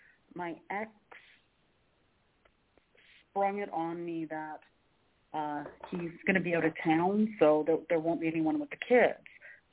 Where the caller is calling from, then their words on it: Canada; It's … from Canada.